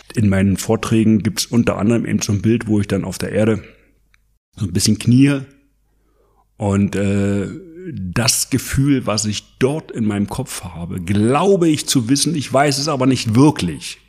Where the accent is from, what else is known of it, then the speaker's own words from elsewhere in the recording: East Germany, Germany; bei uns in der DDR